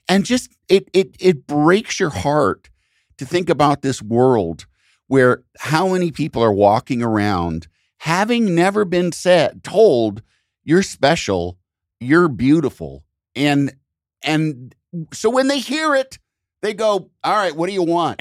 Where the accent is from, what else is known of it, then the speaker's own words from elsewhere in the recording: outside of Chicago, Illinois, United States; I grew up outside of Chicago, hearing Chicago T V